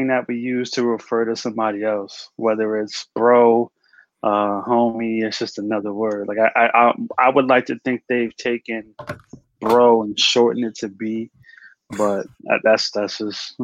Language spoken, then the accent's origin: English; New York, United States; born and raised in New York